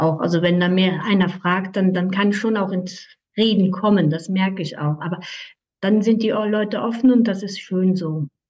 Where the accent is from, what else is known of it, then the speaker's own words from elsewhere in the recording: Aargau, Switzerland; ich komme aus der Schweiz im Kanton Aargau